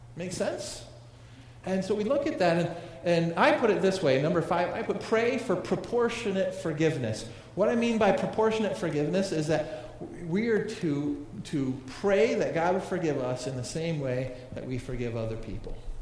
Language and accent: English; United States